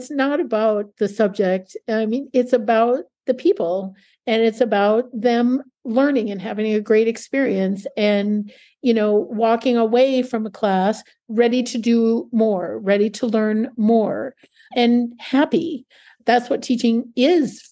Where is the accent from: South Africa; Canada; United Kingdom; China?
Canada; also born or lived in Oskaloosa, Kansas / Chicago; now in United States; Being Canadian